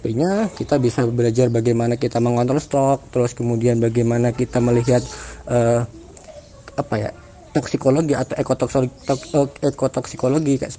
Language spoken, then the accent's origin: Indonesian; Jember, East Java, Indonesia; now in Trenggalek, Indonesia; Kalau asal daerah, sebenarnya aku itu besar di Jember tapi uh, semenjak masuk di UGM uh, pindah di Trenggalek.